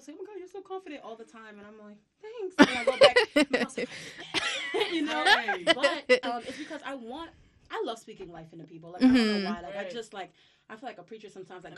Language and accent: English; New York City, New York, United States; I was born in Brooklyn. I was around a large Haitian